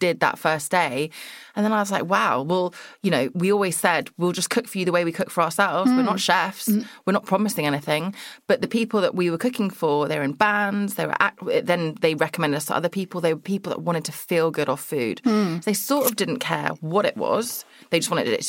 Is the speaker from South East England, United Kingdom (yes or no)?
yes; Surrey, South East England, United Kingdom; I'm from Surrey, which is just Greater London